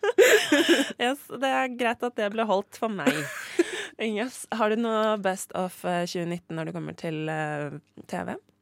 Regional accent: Oslo, Norway; jeg er jo fra Håndlia

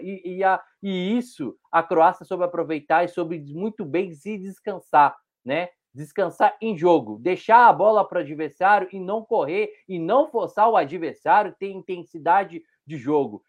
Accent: Brazil; A gente é brasileiro

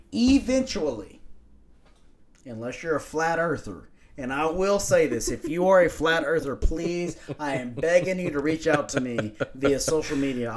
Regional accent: Lubbock, Texas, United States; I'm from West Texas.

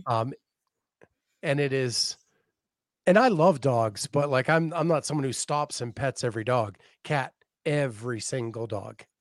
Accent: Northeast, United States; moved away as an adult; also born or lived in Tallahassee, Florida; growing up in the Northeast

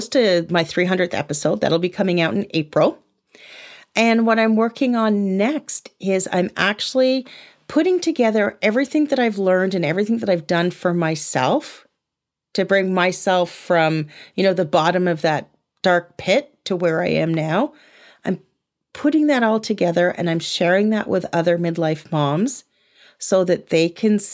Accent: United Kingdom; I'm British

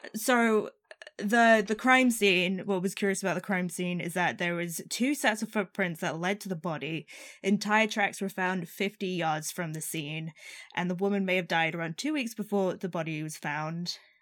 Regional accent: Arizona, United States; I'm from Arizona

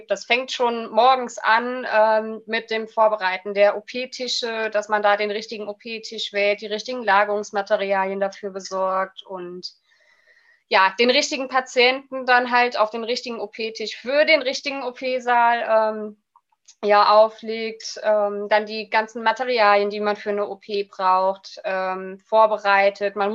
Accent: Rhineland-Palatinate, Germany; also born or lived in Leipzig; habe mich dann wieder in meiner Heimat Rheinland-Pfalz beworben, weil äh, ich halt, ja, wie zu Beginn schon erwähnt, ein kleiner Heimscheißer bin

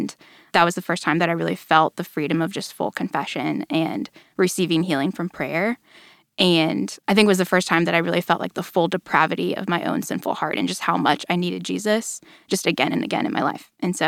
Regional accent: Allen, Texas, United States; I grew up in Allen, which is just a little ways north of here.

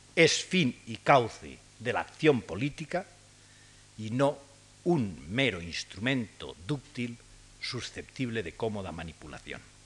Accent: Spain

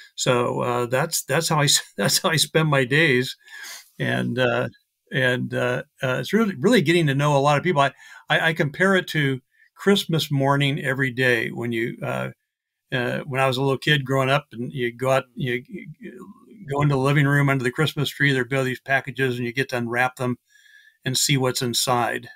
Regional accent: Iowa, United States; now in Mesa, Arizona, United States; the first, uh, half of my life I grew up in Iowa, so a Midwesterner, uh, in the United States.

